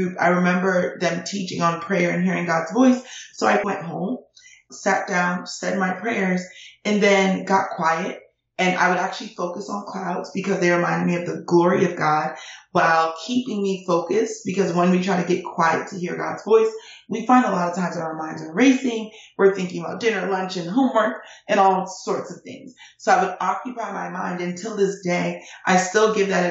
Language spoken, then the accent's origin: English; United States; also born or lived in Nigeria; I came to America from Nigeria when I was 5 months old.